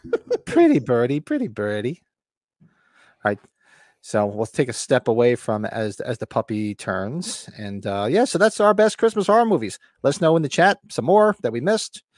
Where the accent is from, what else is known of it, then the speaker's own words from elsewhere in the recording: Bergen County, New Jersey, United States; moved away; where I grew up in Bergen County, there's no Walmarts